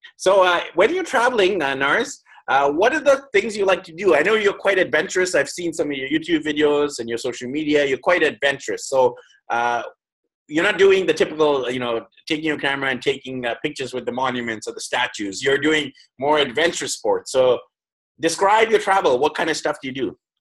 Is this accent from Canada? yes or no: yes; Canada; moved away; In my home country of mm. Canada